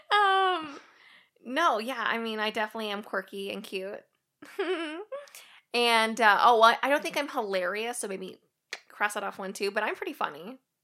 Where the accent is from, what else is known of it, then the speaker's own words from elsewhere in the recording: Springfield, Missouri, United States; now in Washington, United States; I'm originally from Springfield, Missouri. That's where I grew up